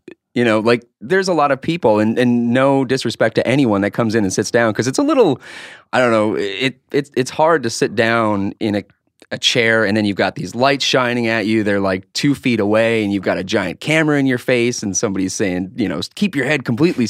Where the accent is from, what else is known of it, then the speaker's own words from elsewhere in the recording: Harwood, North Dakota, United States; The situation was it's a little town right outside of Fargo, North Dakota, called Harwood.